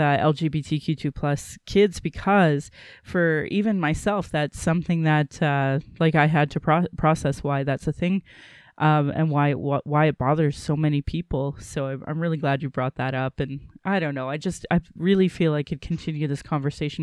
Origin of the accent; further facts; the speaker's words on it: Sylvan Lake, Alberta, Canada; also born or lived in Calgary / Caroline; growing up in Sylvan Lake down in Caroline